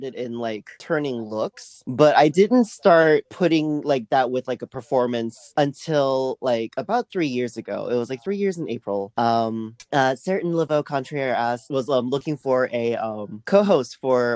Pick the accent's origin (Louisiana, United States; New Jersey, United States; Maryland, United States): Louisiana, United States; New Orleans; also born or lived in Taiwan; I was born in Taiwan, but I moved here to New Orleans when I was young, like 3, and I grew up here ever since